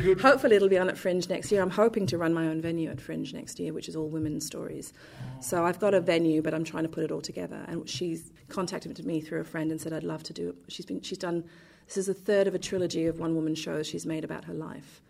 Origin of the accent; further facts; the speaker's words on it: London, United Kingdom; now in Perth, Australia; I grew up in London